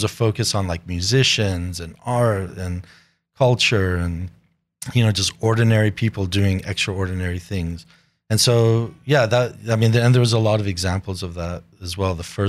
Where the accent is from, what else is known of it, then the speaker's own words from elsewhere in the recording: Papua New Guinea; also born or lived in United States; Growing up in Papua New Guinea. That was the biggest life experience, you know, like going from these rich suburbs of the US to Papua New Guinea